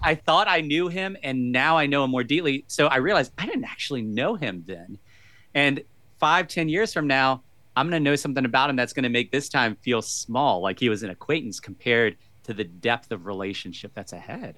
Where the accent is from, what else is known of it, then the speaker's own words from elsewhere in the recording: Virginia, United States; So I've lived most of my life in Virginia. Uh, grew up, uh, not, I, I currently live in the inner city part of Virginia, but most of my life was out in the country